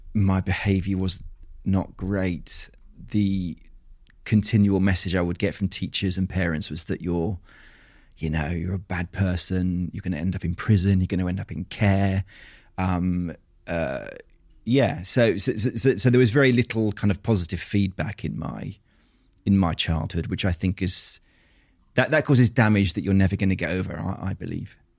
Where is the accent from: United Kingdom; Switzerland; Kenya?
United Kingdom; Tunbridge Wells, South East England; also born or lived in Australia; I was brought up in Tunbridge Wells in Kent